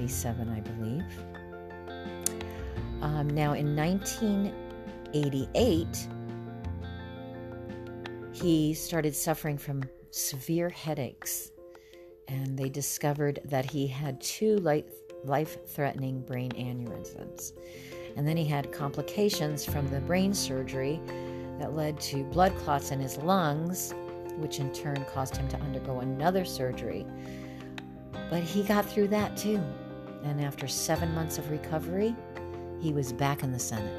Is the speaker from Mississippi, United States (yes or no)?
no; South Florida, United States; I grew up in South Florida